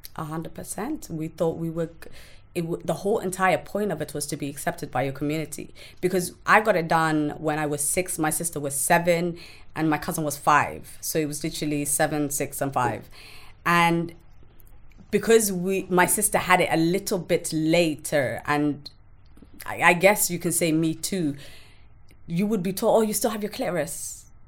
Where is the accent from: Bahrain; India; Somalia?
Somalia; moved away; I grew up in a small village in Somalia.